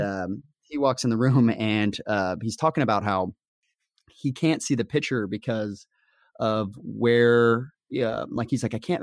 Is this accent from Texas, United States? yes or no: no; Las Vegas, Nevada, United States; moved away as an adult; also born or lived in Kansas; I was born and raised in Vegas